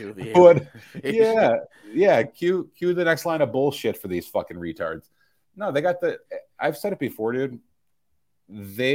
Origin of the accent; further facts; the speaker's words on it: Chicago, Illinois, United States; moved away; my hometown Chicago